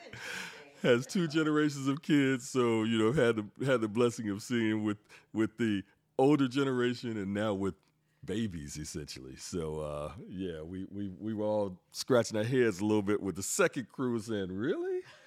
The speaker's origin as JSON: {"language": "English", "town": "Greensboro", "region": "North Carolina", "country": "United States", "tie": "born or raised there", "also_born_or_lived": "New York City", "moved": "as an adult", "said": "born and raised in Greensboro, left Greensboro and moved to New York City"}